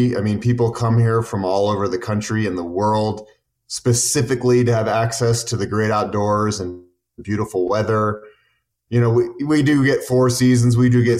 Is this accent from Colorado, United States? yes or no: yes; Boulder, Colorado, United States; also born or lived in Honduras; Born and raised in Boulder, Colorado. Very fortunate to be born and raised in such a cool, outdoorsy, beautiful mountain town.